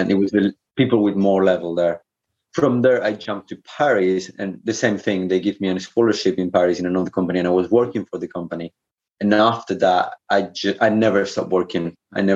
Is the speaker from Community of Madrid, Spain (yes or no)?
no; Canary Islands, Spain; moved away; I'm from the Canary Islands